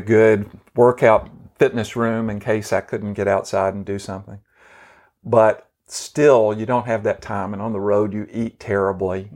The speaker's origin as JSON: {"language": "English", "town": "Memphis", "region": "Tennessee", "country": "United States", "tie": "born or raised there", "said": "We grew up within, uh, about five or six blocks from each other in East Memphis"}